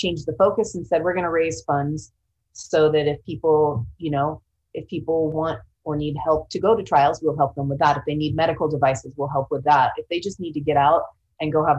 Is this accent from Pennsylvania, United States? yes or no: no; Sacramento, California, United States; also born or lived in Central Oregon; now in Seattle, United States; I'm originally from the Sacramento area